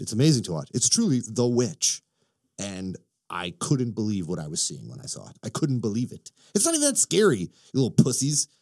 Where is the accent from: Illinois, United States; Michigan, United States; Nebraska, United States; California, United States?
Illinois, United States; I'm from Illinois